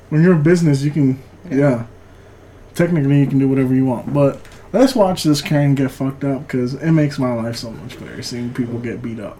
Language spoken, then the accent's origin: English; California, United States; now in Rosenberg, United States; I was born in California